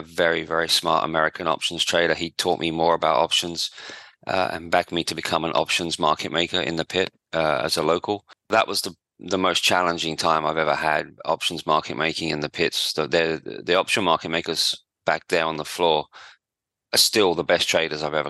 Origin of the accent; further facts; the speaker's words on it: outskirts of London, United Kingdom; moved away as an adult; now in Perth, Australia; I grew up in just outside London, on the outskirts of London, in England, obviously, not in Australia.